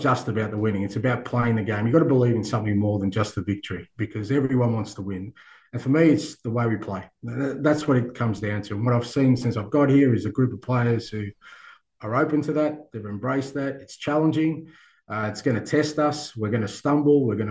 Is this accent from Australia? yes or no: yes; Australia; moved away; I grew up in Australia where we love sport